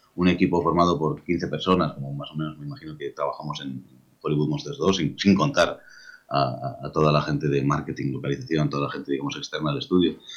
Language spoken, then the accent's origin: Spanish; Lleida, Catalonia, Spain; Soy de Mérida, con lo cual soy, bilingüe de catalán-castellano